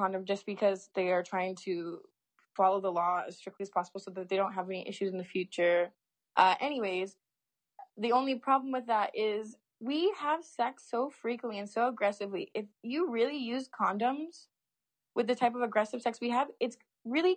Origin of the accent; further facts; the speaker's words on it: California, United States; I'm from California